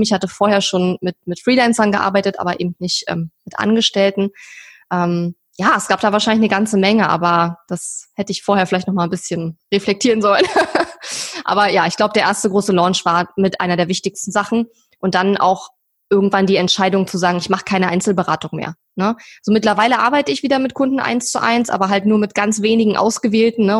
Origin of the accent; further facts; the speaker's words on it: eastern Germany, Germany; ich komme aus dem Osten, bin im Osten geboren